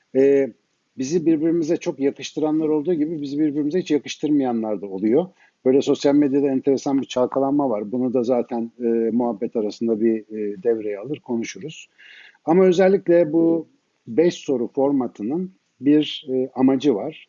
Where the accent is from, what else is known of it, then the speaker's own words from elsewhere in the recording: Ankara, Turkey; now in Istanbul, Turkey; ben Ankaralıyım